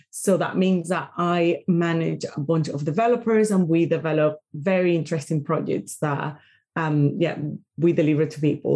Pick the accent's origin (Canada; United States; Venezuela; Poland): Venezuela; Caracas, Capital District; English is a second language; moved away as an adult; now in United Kingdom; I am from Venezuela, I am from Caracas